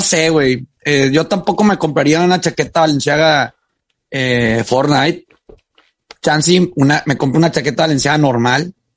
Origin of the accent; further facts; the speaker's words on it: Monterrey, Nuevo León, Mexico; soy regio de hueso colorado de 29 años. Viviendo, bueno, 28 años viviendo en, Nuevo León, en Monterrey